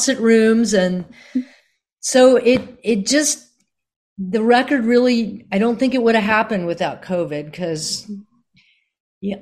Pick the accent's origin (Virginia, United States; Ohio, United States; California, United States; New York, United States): Virginia, United States; also born or lived in Boston; now in Nashville, United States; I grew up in Virginia